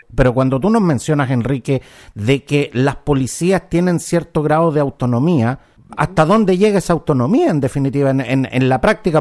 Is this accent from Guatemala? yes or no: no; Chile; somos todos chilenos